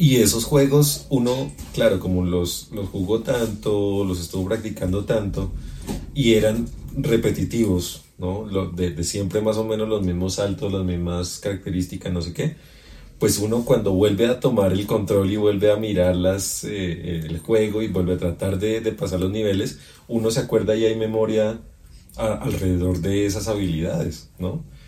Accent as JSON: {"language": "Spanish", "country": "Colombia", "said": "como colombiano"}